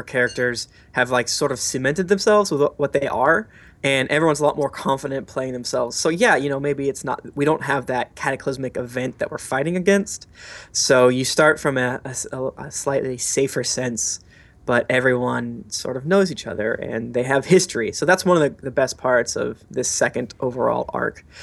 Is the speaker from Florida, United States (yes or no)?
yes; Florida, United States; I'm from Florida